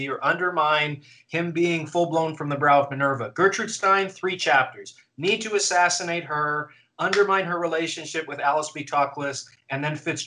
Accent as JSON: {"language": "English", "country": "Canada", "said": "as a Canadian"}